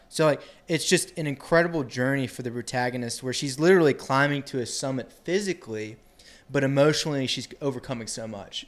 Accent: Athens, Georgia, United States; I'm from Athens, Georgia

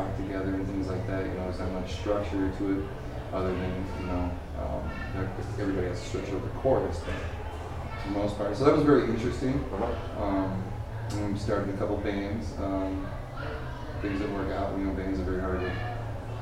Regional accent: Nebraska, United States; also born or lived in Madison area, Wisconsin; now in Janesville, United States; I'm originally from Nebraska

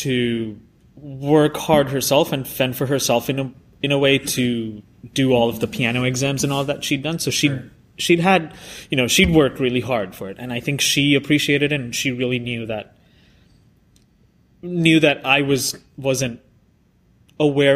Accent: Sri Lanka; moved away as an adult; also born or lived in Indiana; I grew up in Sri Lanka

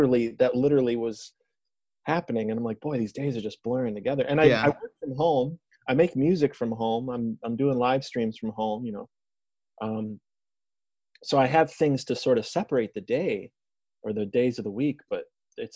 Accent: Detroit, Michigan, United States; I'm from Detroit

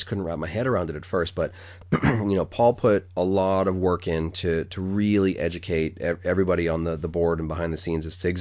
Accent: New England, United States; I pronounce it funny because I'm from New England and I pronounce it like it's spelled R-U-M

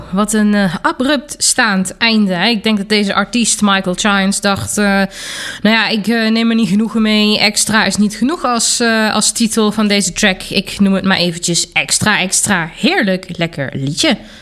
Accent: Germany; moved away; kom ik uit Duitsland

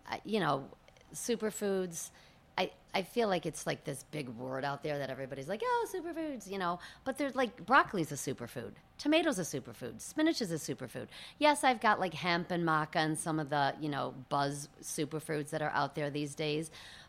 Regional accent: Birmingham, Michigan, United States; Birmingham, Bloomfield

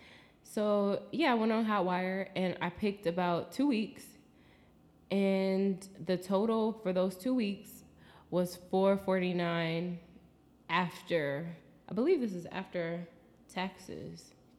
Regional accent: United States; accent: American; But I'll say it in my American accent too, Rotterdam.

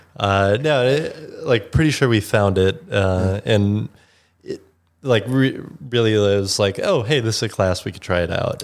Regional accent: Chicago, Illinois, United States; growing up in Chicago, used to go to Second City.

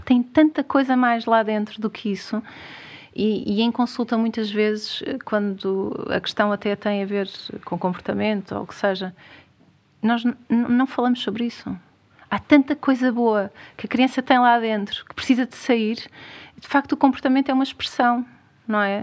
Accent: Algarve, Portugal; eu sou algarvia

